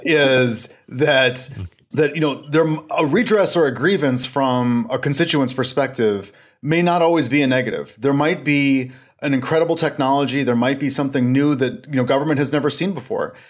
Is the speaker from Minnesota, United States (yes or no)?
yes; Stillwater, Minnesota, United States; also born or lived in Washington, D.C. area; I'm calling from Stillwater, Minnesota. And if you're familiar with the Twin Cities area, I'm about twenty-five miles east of there. Um, I'm closer to Wisconsin than I am Minnesota. And this is where we're from originally